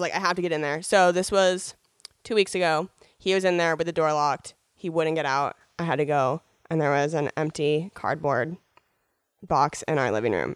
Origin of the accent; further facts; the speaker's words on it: Spokane, Washington, United States; moved away as an adult; also born or lived in Seattle; now in Los Angeles, United States; being born and raised in Spokane